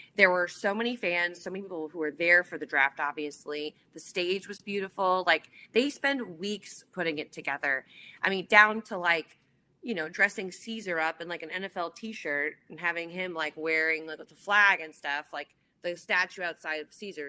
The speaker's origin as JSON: {"language": "English", "town": "New Orleans", "region": "Louisiana", "country": "United States", "tie": "born or raised there", "also_born_or_lived": "Nashville", "moved": "yes", "said": "my hometown"}